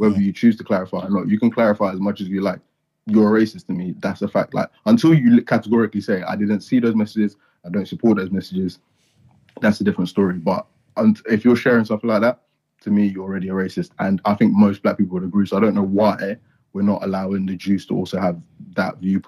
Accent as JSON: {"language": "English", "country": "Nigeria", "said": "Like, for instance, I'm Nigerian, I'm Yoruba."}